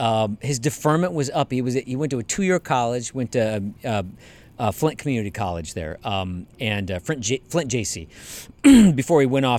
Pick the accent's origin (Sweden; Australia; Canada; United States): Canada; I'm Canadian, apparently.